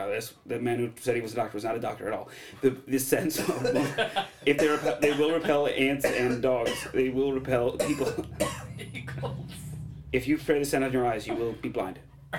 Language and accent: English; San Francisco, Kentucky, United States; Like, I'm from around here. Like, I just moved in here. I'm actually from San Francisco.